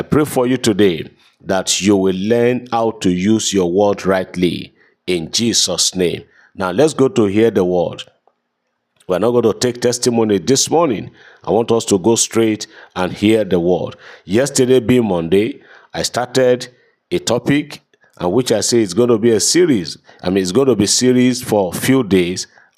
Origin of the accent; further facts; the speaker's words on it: London, United Kingdom; I am so person from London, United Kingdom.